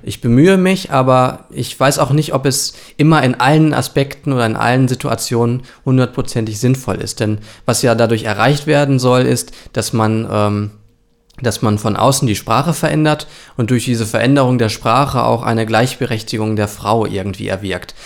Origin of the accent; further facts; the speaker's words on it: Germany; wir als Deutsche